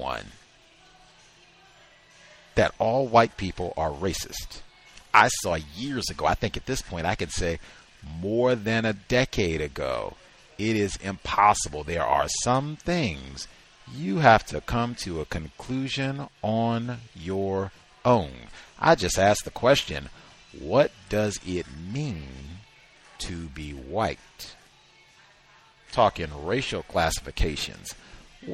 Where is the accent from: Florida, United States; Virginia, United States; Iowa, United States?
Virginia, United States; I was born in Virginia.